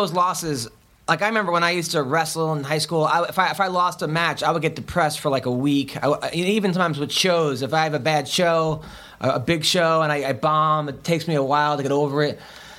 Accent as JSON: {"language": "English", "area": "Long Island", "region": "New York", "country": "United States", "tie": "born or raised there", "said": "because I grew up in Long Island"}